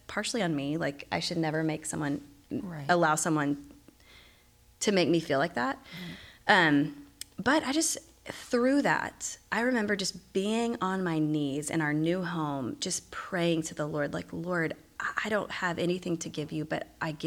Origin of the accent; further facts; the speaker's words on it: Dallas, Texas, United States; moved away; also born or lived in Virginia; I'm from Dallas. I just haven't lived here for a while